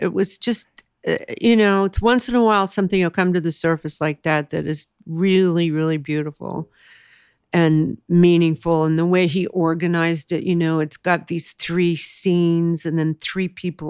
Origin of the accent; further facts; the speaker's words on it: California, United States; But I grew up in Southern California in the 60s and 70s.